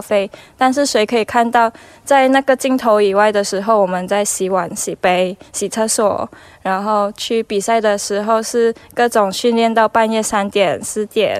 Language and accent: Chinese; Malaysia; 我是来自马来西亚